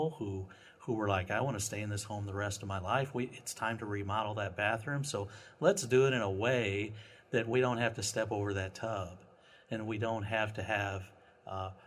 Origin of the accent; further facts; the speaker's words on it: Eolia, Missouri, United States; now in St. Louis, United States; I grew up in northern Missouri, a little bitty town called Eolia, Missouri, with about 400 people in it